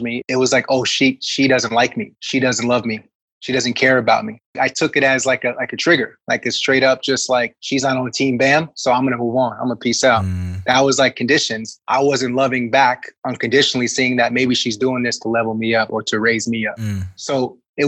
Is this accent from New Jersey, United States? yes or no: yes; New Jersey, United States; now in Southern California, United States; I'm from Jersey